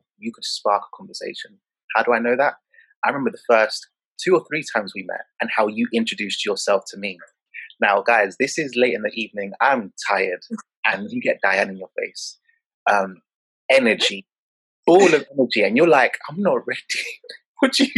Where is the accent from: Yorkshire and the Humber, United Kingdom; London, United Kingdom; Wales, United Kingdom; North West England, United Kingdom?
London, United Kingdom; I grew up in Peckham, Southeast London